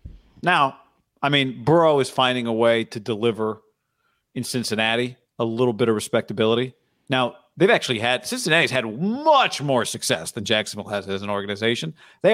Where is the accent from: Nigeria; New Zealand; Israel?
Israel; born there; My mom, I was born in Israel.